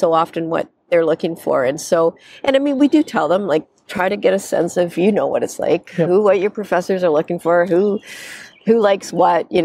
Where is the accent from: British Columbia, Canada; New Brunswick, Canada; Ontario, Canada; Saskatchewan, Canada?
Ontario, Canada; London; moved away; I grew up in London, Ontario